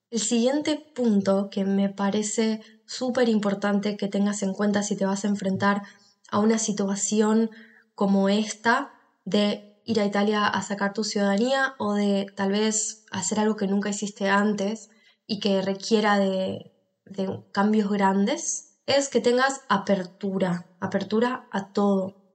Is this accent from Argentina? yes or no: yes; Argentina; now in Spain; en el que cuento mi experiencia de por qué me moví de país, por qué me fui de Argentina a España.